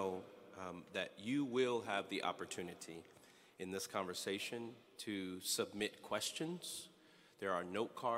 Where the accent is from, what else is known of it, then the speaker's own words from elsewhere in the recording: Miami, Florida, United States; moved away; I grew up in Miami, Florida